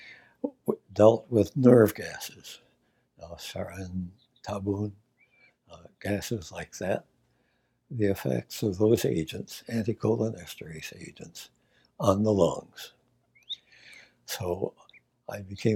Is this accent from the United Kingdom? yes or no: no; Auburn, New York, United States; As a child, I was born in Auburn, New York, a wonderful place for a child to grow up.